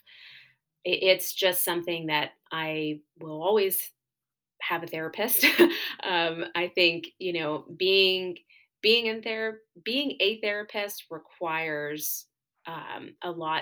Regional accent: New Jersey, United States; moved away as an adult; I'm originally from New Jersey. That's where all of my family is

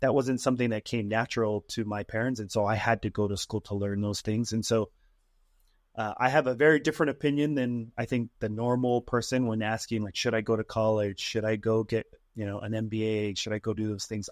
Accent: Utah, United States; Born and raised here in good old Utah

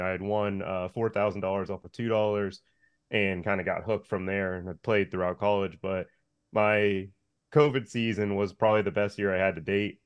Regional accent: Coconut Creek, Florida, United States; also born or lived in Pompano Beach; in Pompano Beach, I grew up in Coconut Creek.

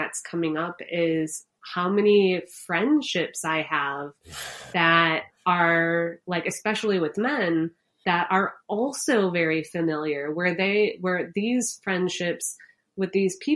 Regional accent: Chicago, Illinois, United States; I'm from Chicago.

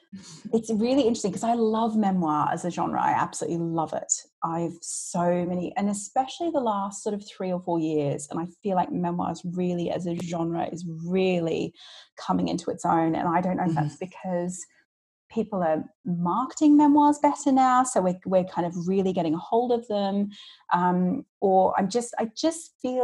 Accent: Australia; now in London, United Kingdom; I am Australian. I wasn't born here, but I have lived here for about 21 years, in fact, now. I've lived in London, which is insane.

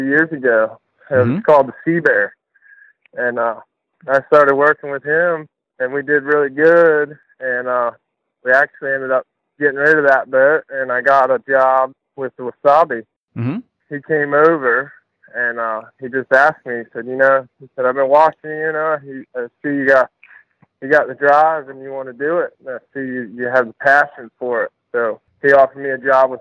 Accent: Suffolk, Virginia, United States; I grew up in Suffolk, Virginia

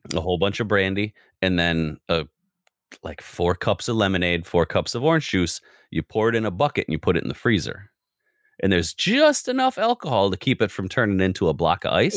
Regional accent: United States

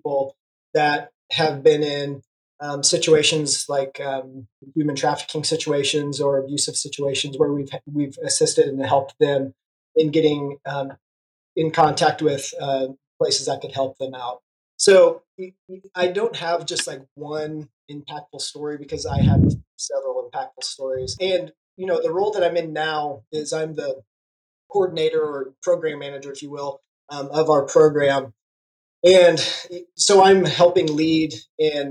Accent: Kansas, United States; moved away as an adult; now in Tulsa, United States; I am originally from Kansas

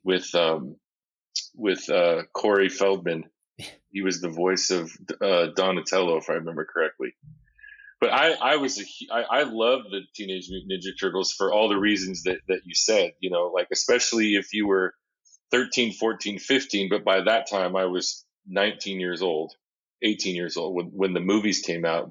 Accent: Seattle, Washington, United States; I grew up in Seattle

